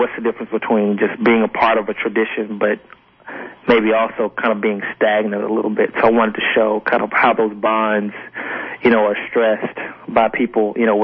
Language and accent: English; Montgomery, Alabama, United States; I grew up in Montgomery, and my family grew up in Mobile